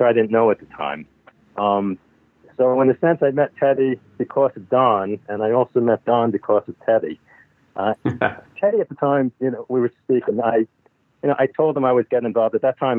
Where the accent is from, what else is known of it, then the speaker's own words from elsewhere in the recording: Amherst, Massachusetts, United States; I grew up in Amherst, Massachusetts.